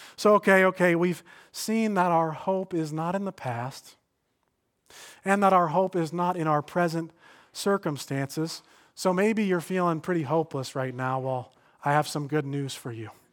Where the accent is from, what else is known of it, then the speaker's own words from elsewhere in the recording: Stamford, Connecticut, United States; I came back to my hometown of Stamford